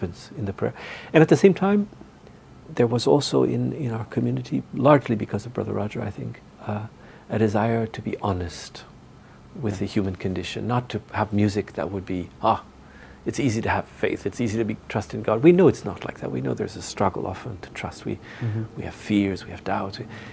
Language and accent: English; Northern Ontario, Canada; moved away as an adult; I'm from Northern Ontario